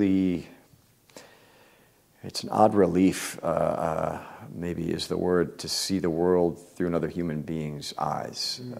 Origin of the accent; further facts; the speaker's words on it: Midwest, United States; I was raised in the Midwest in a small town